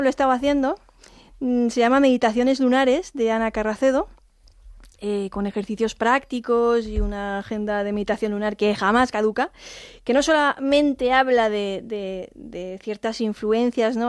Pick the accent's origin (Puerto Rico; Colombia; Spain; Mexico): Spain; mi país